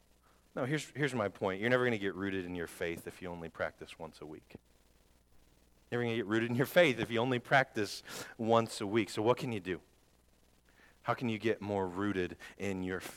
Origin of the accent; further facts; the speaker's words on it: Northwest Indiana, United States; I grew up in Northwest Indiana